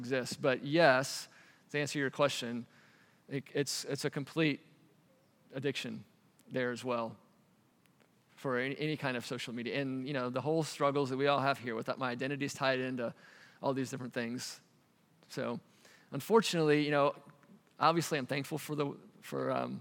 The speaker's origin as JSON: {"language": "English", "country": "United States", "also_born_or_lived": "Asia / Cambodia", "moved": "as an adult", "lives_now": "Albania", "said": "as an American"}